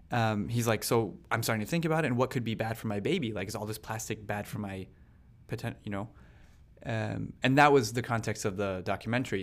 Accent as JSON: {"language": "English", "town": "Las Cruces", "region": "New Mexico", "country": "United States", "tie": "born or raised there", "moved": "as an adult", "lives_now": "New York, United States", "said": "my hometown has seventy thousand people, Las Cruces"}